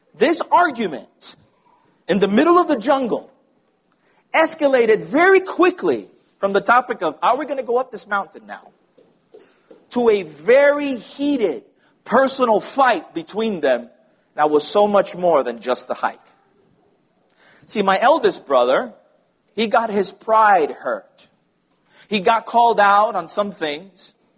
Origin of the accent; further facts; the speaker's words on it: Puerto Rico; growing up in Puerto Rico